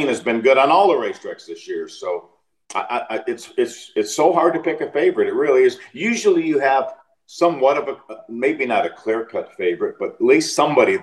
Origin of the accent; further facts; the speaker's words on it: Detroit, Michigan, United States; I grew up in Detroit.